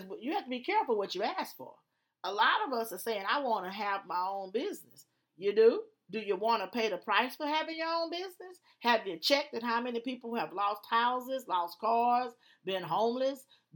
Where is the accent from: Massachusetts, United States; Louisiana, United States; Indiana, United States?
Louisiana, United States; Alexandria; moved away; I'm from Louisiana, Alexandria. And so I'm country.